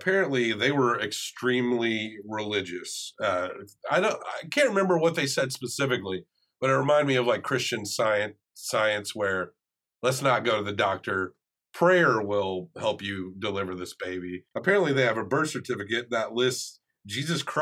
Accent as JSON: {"language": "English", "region": "the South", "country": "United States", "said": "we're from the South. We can put that accent on."}